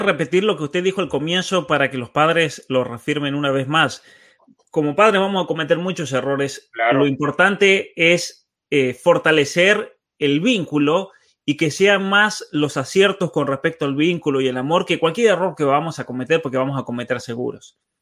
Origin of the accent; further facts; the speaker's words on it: San Juan, Argentina; soy de San Juan